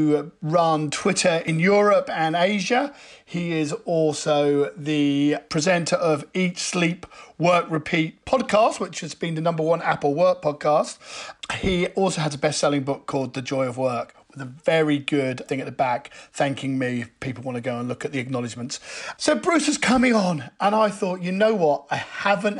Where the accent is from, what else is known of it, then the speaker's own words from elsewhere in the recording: United Kingdom; we're British